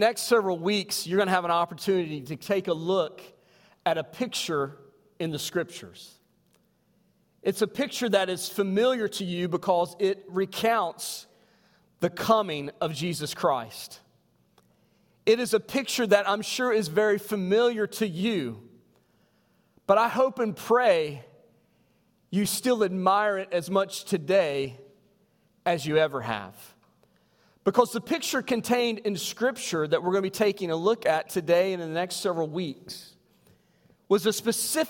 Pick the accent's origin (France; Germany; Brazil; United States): United States; near East River Mountain, southern West Virginia; born or raised there